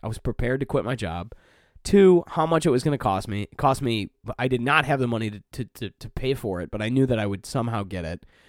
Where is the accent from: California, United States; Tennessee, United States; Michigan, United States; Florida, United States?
Michigan, United States; Detroit; moved away as an adult; now in Chicago, United States; I grew up in Detroit